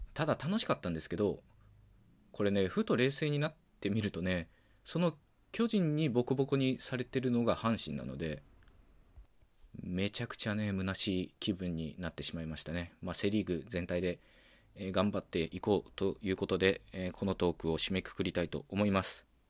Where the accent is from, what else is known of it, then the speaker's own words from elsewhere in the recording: Okayama, Japan; first language Japanese; 岡山県出身の20代